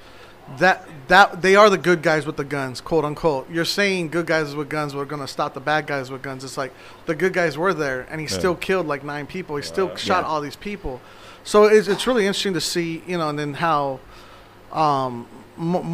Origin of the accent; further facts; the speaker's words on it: Phoenix, Arizona, United States; I'm from South Phoenix. I'm born and raised. I'm third generation.